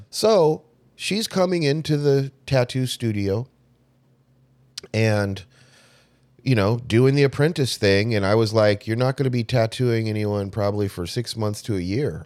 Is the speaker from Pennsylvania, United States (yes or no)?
no; Southern California, United States; I grew up in Southern California, you know, L A, Hollywoods out there